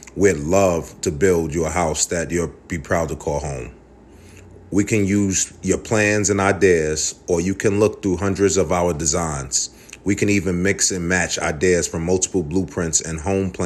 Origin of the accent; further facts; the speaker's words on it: New York, United States; I'm from New York